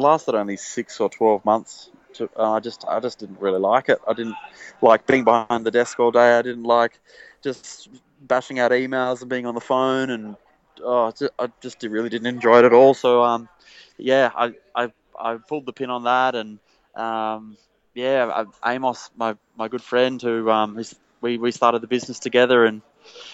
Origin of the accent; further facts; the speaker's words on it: Sydney, New South Wales, Australia; also born or lived in Lower North Shore, Sydney; I grew up on the Northern Beaches. Now I live on the Lower North Shore, for anyone who knows Sydney very well